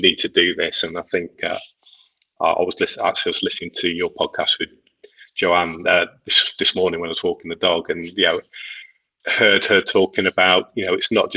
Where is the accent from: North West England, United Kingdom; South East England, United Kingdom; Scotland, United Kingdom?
North West England, United Kingdom; near Liverpool; moved away; I grew up near Liverpool, so I'm a Liverpool fan